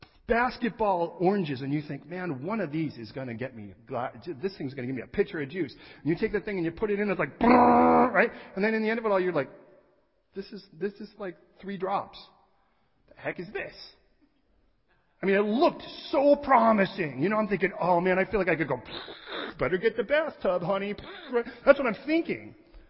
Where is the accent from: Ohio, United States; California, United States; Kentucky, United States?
California, United States; I'm coming from California, man, I like to juice things.